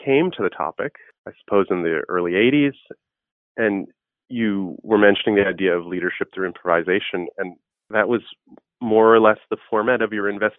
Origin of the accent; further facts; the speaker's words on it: New York City, New York, United States; I grew up in Queens.